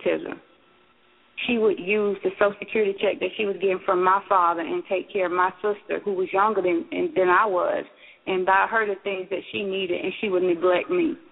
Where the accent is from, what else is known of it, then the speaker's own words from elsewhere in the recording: Bainbridge, Georgia, United States; my hometown of Bainbridge, Georgia.